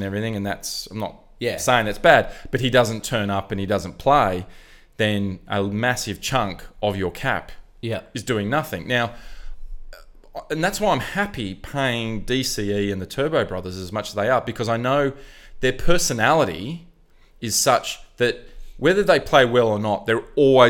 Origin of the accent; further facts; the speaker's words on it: Sydney, New South Wales, Australia; I grew up in Newport.